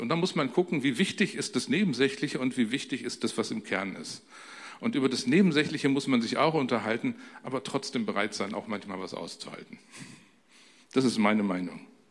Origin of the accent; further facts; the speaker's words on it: Germany; wie man so als typischer Deutscher in einer typisch deutschen Familie groß werden kann